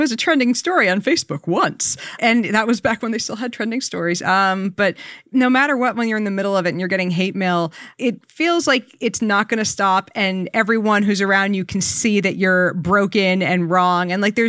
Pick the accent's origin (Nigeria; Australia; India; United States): United States; New Hampshire; moved away; I grew up in a small town in New Hampshire with a population of like 1,200